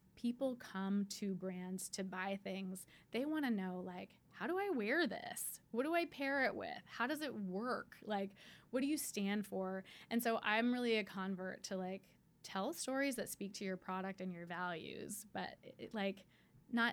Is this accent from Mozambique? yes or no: no; Canada; I'm Canadian.